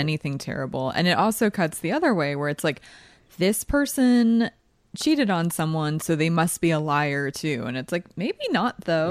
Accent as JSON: {"language": "English", "region": "East Coast", "country": "United States", "said": "I'm also from the East Coast"}